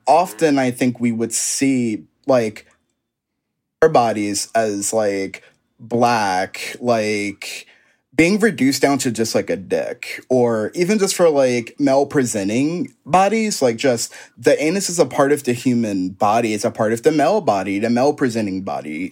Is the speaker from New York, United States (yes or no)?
no; Philadelphia, Pennsylvania, United States; stay in Philly. Like, all my family's here, my inspiration. So much of my inspiration comes from my hometown